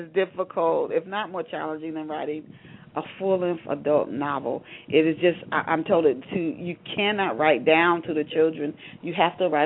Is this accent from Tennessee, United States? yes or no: yes; Knoxville, Tennessee, United States; also born or lived in Ohio; in Knoxville, Tennessee, where I spent my childhood. I thought I was born in Ohio.